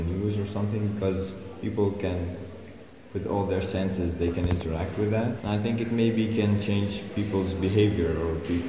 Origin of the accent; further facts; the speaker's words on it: Egypt; I'm from Egypt.